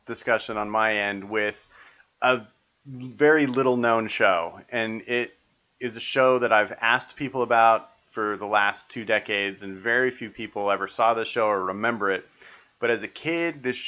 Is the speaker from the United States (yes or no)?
yes; Utah, United States; I grew up in Utah